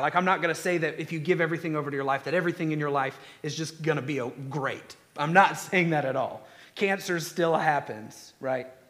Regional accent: Conyers, Georgia, United States; I'm from Conyers

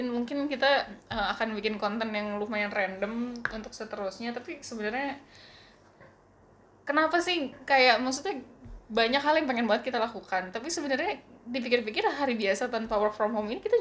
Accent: West Jakarta, Jakarta, Indonesia; karena kita lahir dan besar di Jakarta Barat

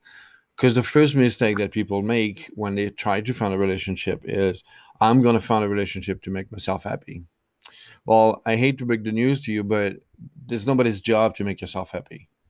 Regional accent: France; English is a second language; also born or lived in Ireland; now in United States; Traveled, I'm originally from France, lived in Ireland, moved to the US, lived in Boston, Los Angeles, Miami.

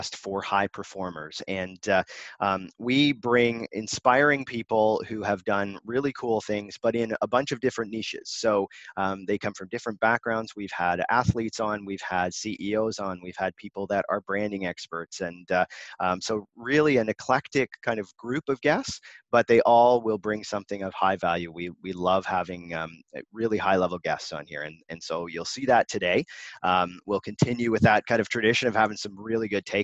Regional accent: Canada; we're both Canadian

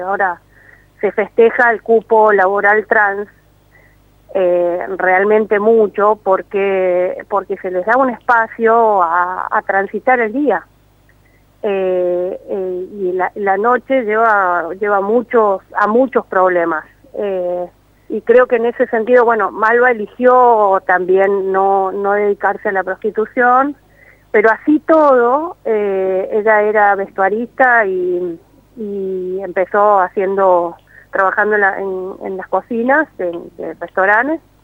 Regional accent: Mendoza, Argentina; accent: mendocino; mi acento mendocino

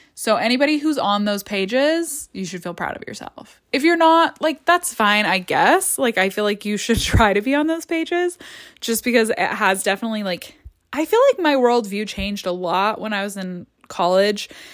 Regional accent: United States; I grew up in the United States and had my education in the United States

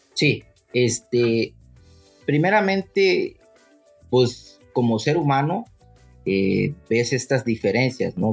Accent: Puebla, Mexico; moved away as an adult; yo vengo de Puebla, trabajé en Puebla

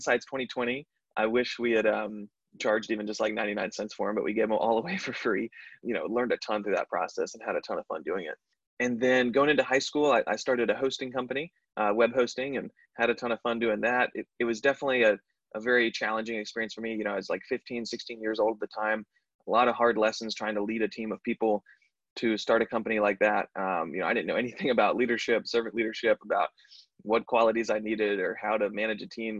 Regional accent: Raleigh, North Carolina, United States; I born and raised in Raleigh

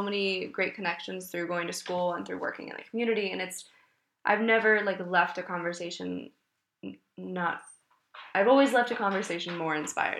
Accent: Texas, United States; moved away as an adult; now in Pittsburgh, United States; No, I'm from Texas.

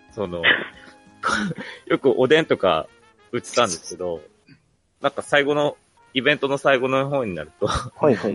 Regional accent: Hokkaido, Japan; うちの地元は1週間ぐらいしか入れない

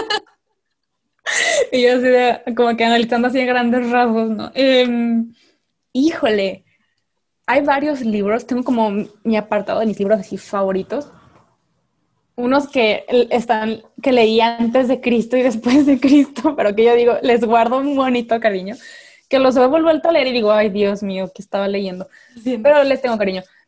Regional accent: Mexico; acá en México

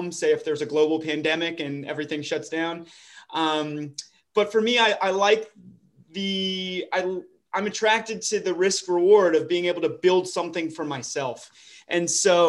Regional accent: Dallas, Texas, United States; moved away as an adult; I'm actually from the Dallas area originally

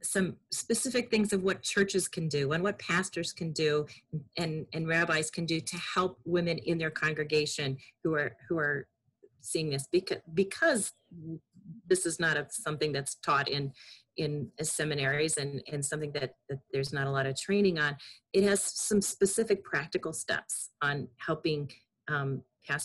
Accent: Chicago, Illinois, United States; Growing up in Chicago

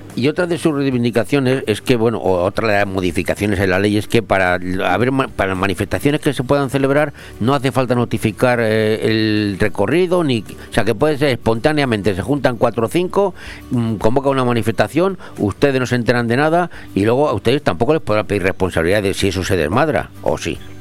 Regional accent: Madrid, Community of Madrid, Spain; yo soy de Madrid

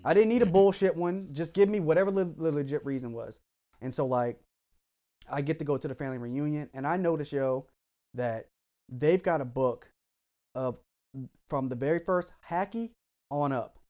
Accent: Frederick, Maryland, United States; also born or lived in Howard County, Maryland; I grew up in Frederick the first half of my life

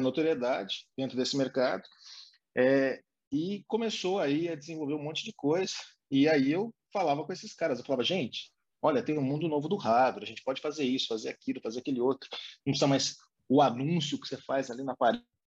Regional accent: interior of São Paulo, Brazil; Eu sou do interior de São Paulo

